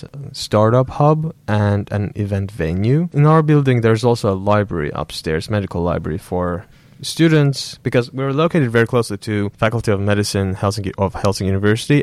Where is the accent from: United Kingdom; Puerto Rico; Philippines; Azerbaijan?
Azerbaijan; moved away as an adult; also born or lived in South Korea; now in Finland; I'm from Azerbaijan.